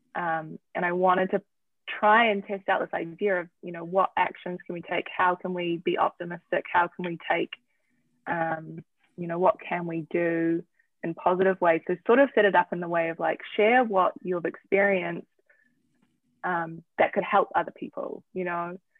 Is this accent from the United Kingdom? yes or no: no; New Zealand; moved away as an adult; also born or lived in Manhattan; now in United States; I'm from New Zealand